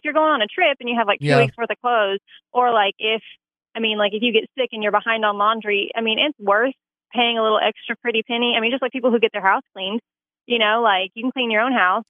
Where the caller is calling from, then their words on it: Farmington, United States; from Farmington.